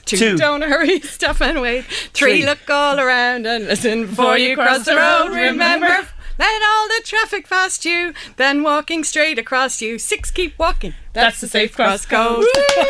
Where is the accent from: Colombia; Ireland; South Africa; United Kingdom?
Ireland; near Newgrange, Leinster; born or raised there